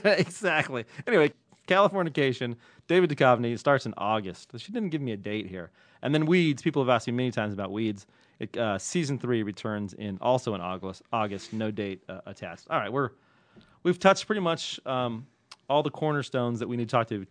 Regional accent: Ireland; I'm Irish.

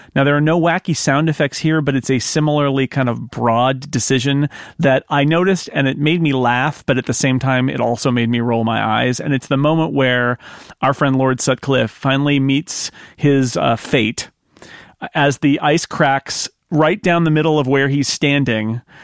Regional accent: United States; as an American watching this

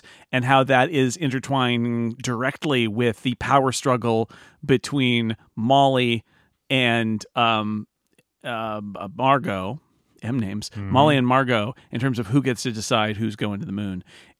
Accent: Sonora, California, United States; So Karen's so out in the scrub land of Texas or where I grew up in Sonora

